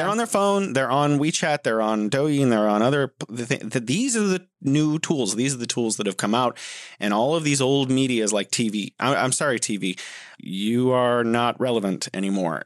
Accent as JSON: {"language": "English", "country": "United States", "said": "I'm from the United States, specifically the United States"}